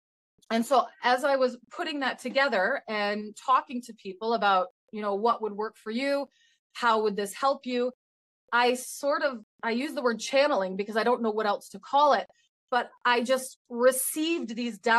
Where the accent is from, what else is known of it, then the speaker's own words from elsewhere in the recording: Michigan, United States; now in Canada; I'm from Michigan originally, actually. So when I go back there to visit my family